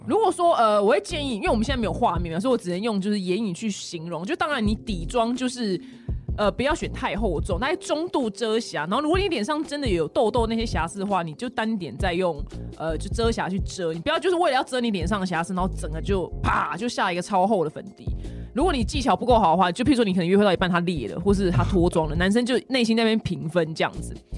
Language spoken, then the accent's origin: Chinese; Taiwan; 我们台湾人